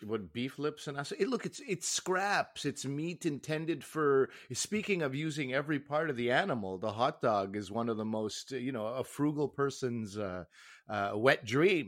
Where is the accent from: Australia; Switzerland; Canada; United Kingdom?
Canada; speaking as a Canadian